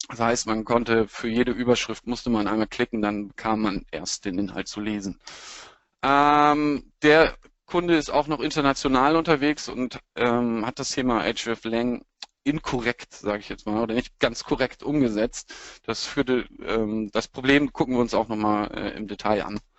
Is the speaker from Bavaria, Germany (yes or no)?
no; Lower Saxony, Germany; now in Hamburg, Germany; bin Niedersachse, der jetzt in Hamburg heimisch geworden ist und gebeutelter Werder Bremen-Fan.